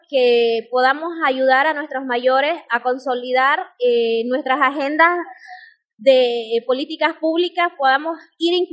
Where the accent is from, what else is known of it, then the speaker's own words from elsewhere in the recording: Pando, Bolivia; now in Cobija, Bolivia; vengo de Bolivia, del departamento de Pando, eh, ahorita radico en la ciudad de Cobija, por lo que mi organización está dentro de la ciudad misma, pero eh, pertenezco a la nación Yaminagua